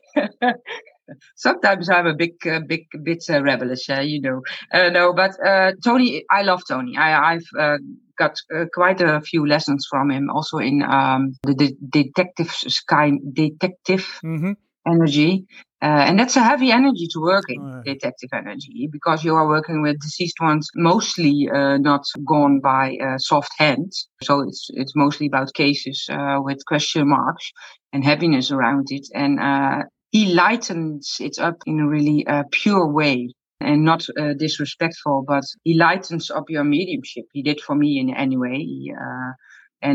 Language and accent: English; Netherlands; I'm from the Netherlands